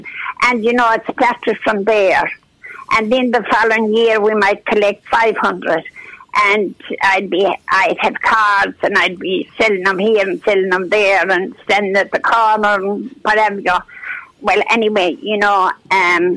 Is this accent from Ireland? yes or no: yes; Ireland; moved away as an adult; also born or lived in United States; life growing up in Clonina, going to the bog and cutting the turf and doing the potatoes